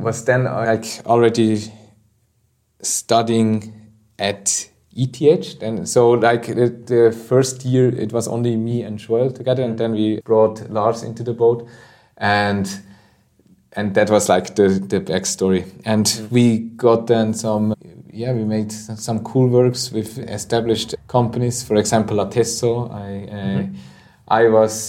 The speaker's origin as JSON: {"language": "English", "region": "Obwalden", "country": "Switzerland", "said": "I'm originally from Obwald, that's in the middle of Switzerland"}